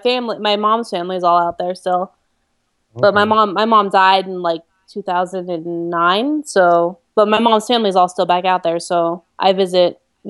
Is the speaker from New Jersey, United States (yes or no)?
yes; Monmouth County, New Jersey, United States; moved away as an adult; I grew up in Jersey.